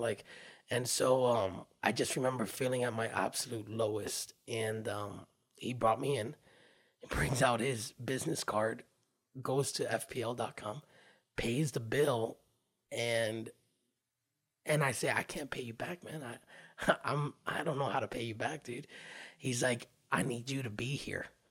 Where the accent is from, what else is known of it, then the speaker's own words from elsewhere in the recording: Miami, Florida, United States; also born or lived in Hollywood, Florida; born and raised in the Miami area, we moved to Hollywood in the middle of eleventh grade